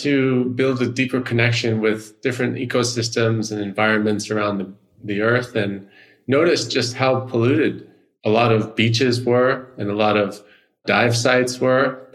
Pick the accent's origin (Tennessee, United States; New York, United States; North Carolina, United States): New York, United States; growing up in the United States, I'm originally from New York